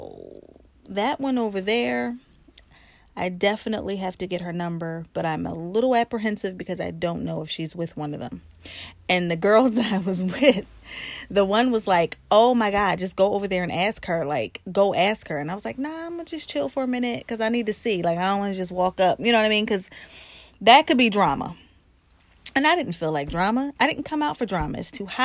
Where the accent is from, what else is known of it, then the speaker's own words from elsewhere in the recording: New Jersey, United States; now in Philadelphia, United States; I am from Jersey. Okay, I'm a Jersey girl